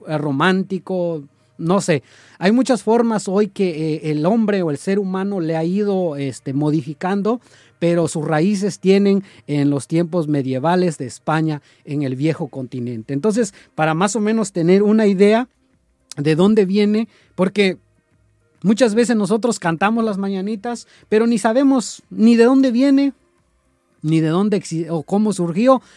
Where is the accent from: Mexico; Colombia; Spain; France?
Mexico; nuestro lindo México